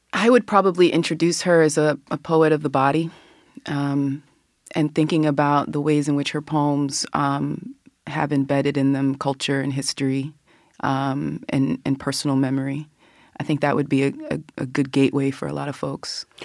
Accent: Philadelphia, Pennsylvania, United States; I was born there. I grew up outside of Germantown, but returned as a young adult and have been there ever since.

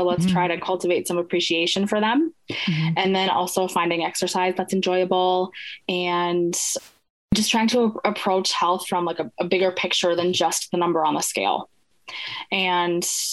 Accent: Minnesota, United States; I'm from Minnesota

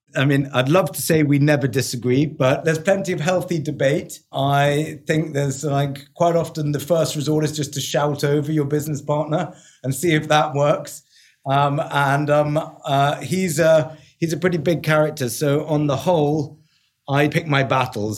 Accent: London, United Kingdom; accent: English; moved away as an adult; also born or lived in New York; I am London born and bred, so I'm a quintessential Englishman

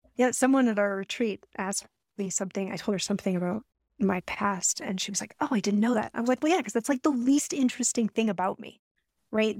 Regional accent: Colorado, United States; now in Alaska, United States; I grew up in Colorado

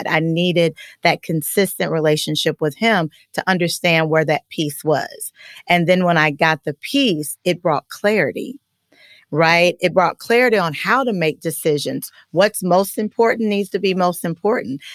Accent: Richmond, Kentucky, United States; moved away as an adult; also born or lived in Louisville, Kentucky; now in Atlanta, United States; I'm just a small town girl from Kentucky

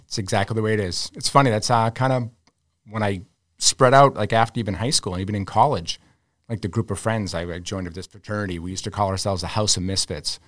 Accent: Arlington, Massachusetts, United States; growing up in Arlington

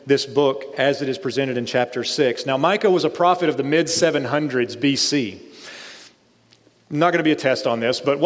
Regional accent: East Tennessee, United States; I'm from East Tennessee

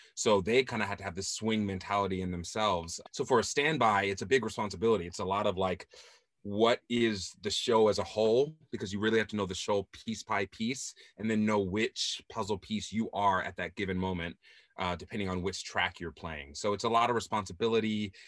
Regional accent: Southern California, United States; I'm from Southern California

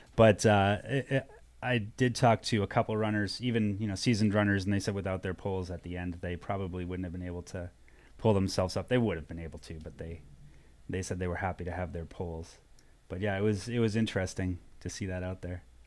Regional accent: Arizona, United States; I was from Arizona

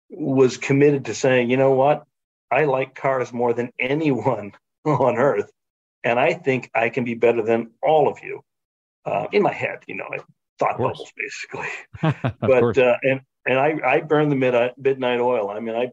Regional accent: Ohio, United States; also born or lived in Boston; now in Michigan, United States; I grew up in Ohio

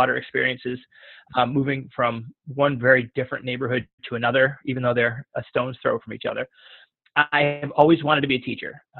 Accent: Detroit, Michigan, United States; I was born and raised in the city of Detroit.

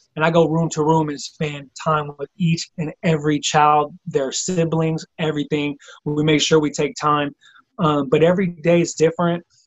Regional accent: Bay Area, California, United States; also born or lived in Philadelphia; came back to the Bay Area where I'm originally from

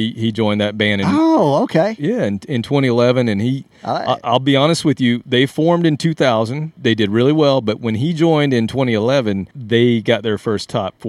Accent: South Carolina, United States; I grew up in South Carolina.

